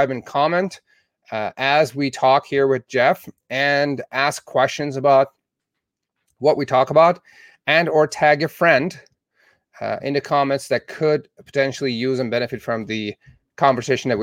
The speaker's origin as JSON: {"language": "English", "region": "Southern Alberta", "country": "Canada", "moved": "yes", "lives_now": "United States"}